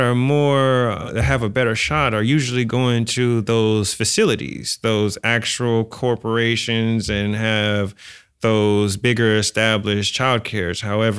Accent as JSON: {"language": "English", "town": "San Francisco", "region": "California", "country": "United States", "tie": "born or raised there", "said": "I'm born and raised in San Francisco."}